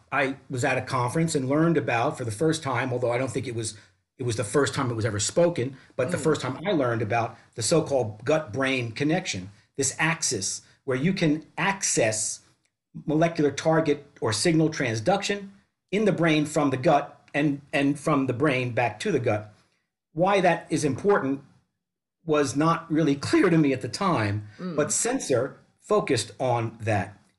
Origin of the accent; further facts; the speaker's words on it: New York City, New York, United States; moved away; grew up in Brooklyn, New York, New York City